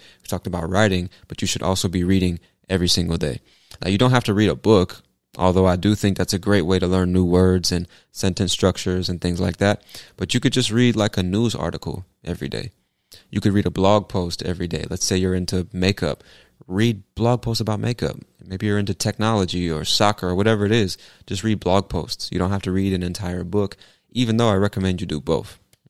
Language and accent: English; California, United States; also born or lived in Virginia Beach; I was born in Virginia Beach, Virginia, which is technically on the East Coast, but it's considered the South for some strange reason. But I moved to California when I was 3 years old, and I spent the first half of my life in many different cities in California